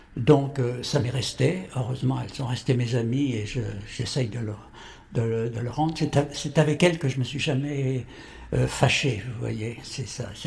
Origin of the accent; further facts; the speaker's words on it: Courbevoie, Île-de-France, France; also born or lived in Paris; je suis né à Paris, je vis à Paris et je meurs à Paris. Je ne bouge pas